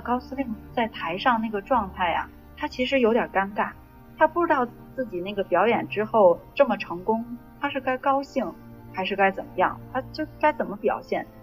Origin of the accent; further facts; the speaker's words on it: China; moved away; also born or lived in North America; 我一个中国人